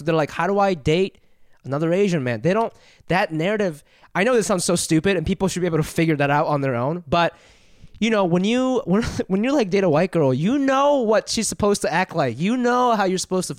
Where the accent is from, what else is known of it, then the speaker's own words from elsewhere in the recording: Japan; moved away; I grew up in Japan